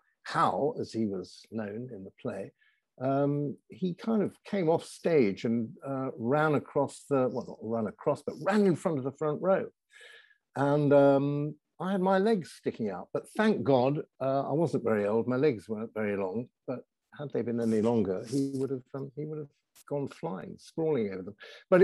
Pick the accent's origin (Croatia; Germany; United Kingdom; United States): United Kingdom; Birmingham, West Midlands; I come from Birmingham. I was going to say I'm proud of it. It's just an accident of birth, isn't it? But anyway, it's a very nice place.